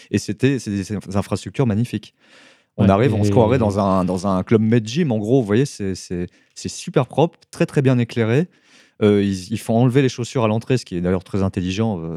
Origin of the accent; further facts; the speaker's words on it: Paris, Île-de-France, France; en tant que Français, pire, parisien, on me dit bain public